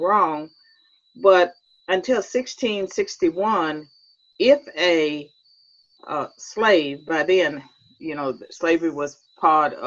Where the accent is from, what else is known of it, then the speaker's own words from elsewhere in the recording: Virginia, United States; I was born and raised in Virginia